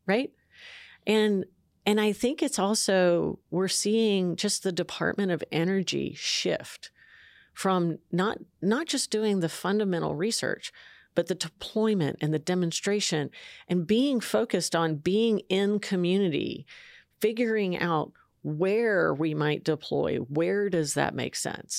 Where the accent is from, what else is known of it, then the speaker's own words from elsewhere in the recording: San Jose, California, United States; I'm from San Jose, California.